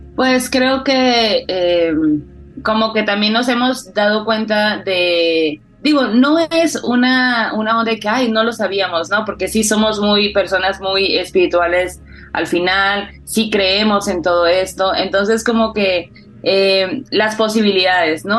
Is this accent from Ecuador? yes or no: no; Sonora, Mexico; moved away; yo soy del norte, soy de Sonora, y en el norte no se celebra tanto como tal el Día de Muertos.